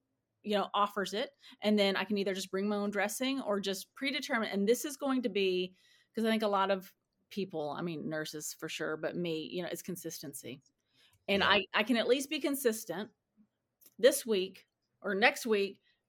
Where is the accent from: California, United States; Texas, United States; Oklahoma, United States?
Texas, United States; now in San Diego, United States; I'm from Texas. I'm from a small town outside of Paris, Texas.